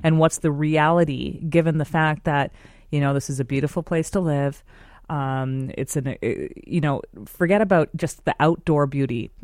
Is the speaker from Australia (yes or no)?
no; Vancouver, British Columbia, Canada; I grew up here in Vancouver